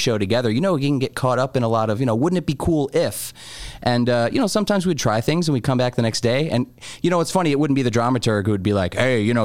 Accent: United States; As an American

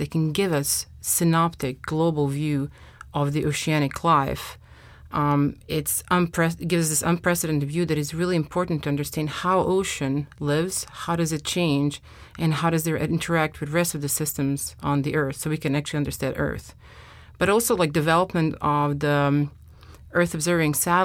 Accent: Croatia; moved away as an adult; now in United States; I was raised in the Adriatic Sea.

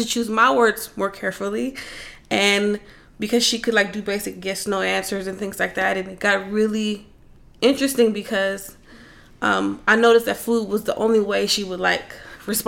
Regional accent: Los Angeles, California, United States; Growing up in South Central

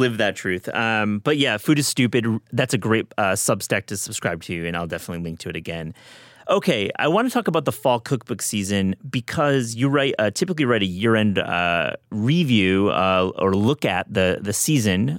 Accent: Michigan, United States; I am from Michigan, where I was raised

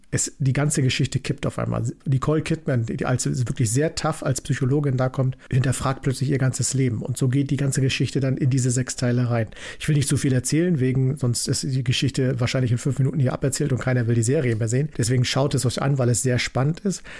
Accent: East Germany, Germany; ich bin ja ein Kind der DDR

